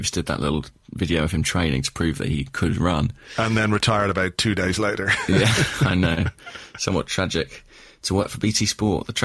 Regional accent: Borehamwood, East of England, United Kingdom; It is my hometown. That's where I went to visit the puppy. It's where my mum lives. Um, it's where I had my first Nando's.

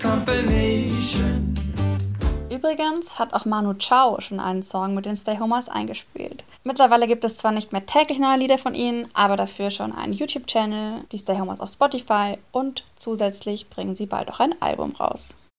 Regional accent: Germany; bei uns in Deutschland

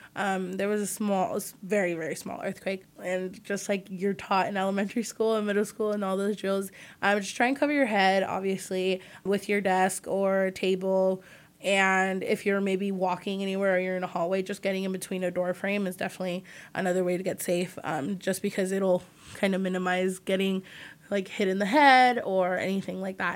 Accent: Redwood City, California, United States; I'm from the Bay Area and a little town called Redwood City

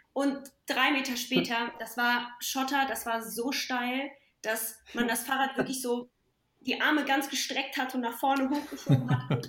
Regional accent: Pirna, Saxony, Germany; moved away; bin ja in der Nähe von Dresden geboren, in Pirna und habe meine ja, viel Zeit meiner Kindheit im Elbsandsteingebirge verbracht bei meinen Großeltern

